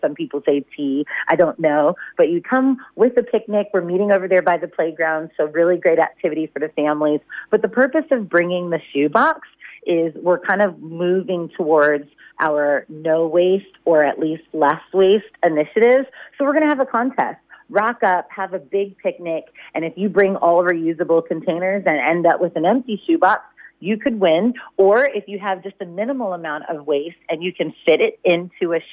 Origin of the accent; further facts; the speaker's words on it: United States; now in Shepparton, Australia; I'm American